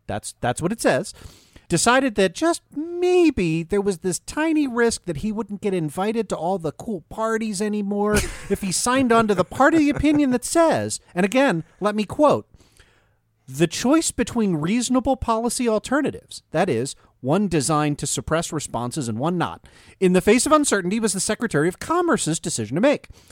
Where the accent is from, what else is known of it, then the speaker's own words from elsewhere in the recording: Maryland, United States; my home state of Maryland